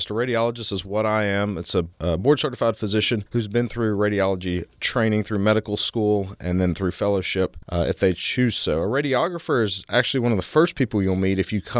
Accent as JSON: {"language": "English", "town": "Memphis", "region": "Tennessee", "country": "United States", "also_born_or_lived": "Baltimore", "said": "I came from Memphis. I did my medical school and residency in Memphis, and then I did my fellowship at Johns Hopkins in Baltimore, Maryland."}